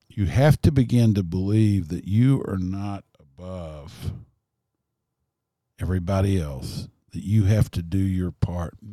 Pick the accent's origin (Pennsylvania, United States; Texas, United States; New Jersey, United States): Texas, United States; born there; I was born in Kaufman County, Texas.